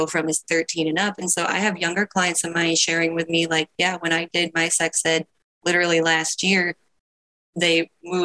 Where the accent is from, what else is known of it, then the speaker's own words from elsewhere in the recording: Midwest, rural Ohio, United States; I grew up in Midwest rural Ohio.